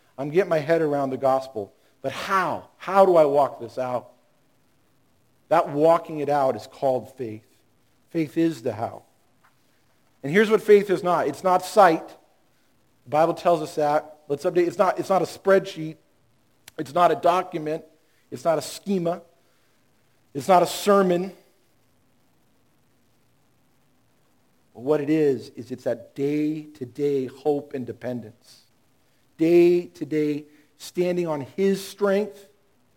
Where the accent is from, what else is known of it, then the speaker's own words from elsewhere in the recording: Long Beach, California, United States; I grew up in Long Beach